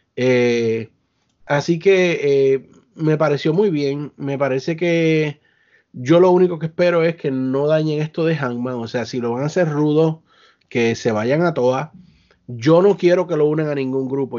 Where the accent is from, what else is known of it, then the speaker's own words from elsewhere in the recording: Puerto Rico; Somos boricua